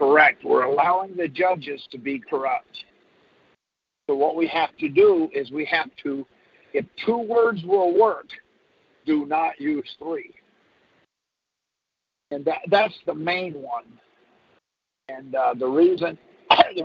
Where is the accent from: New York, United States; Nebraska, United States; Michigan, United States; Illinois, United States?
Michigan, United States; now in Texas, United States; I was born in Michigan, and I now live in Texas